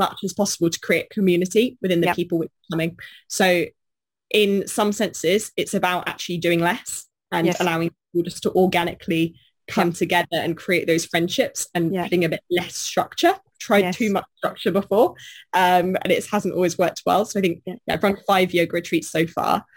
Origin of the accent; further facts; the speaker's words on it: Bournemouth, South West England, United Kingdom; I was born in Bournemouth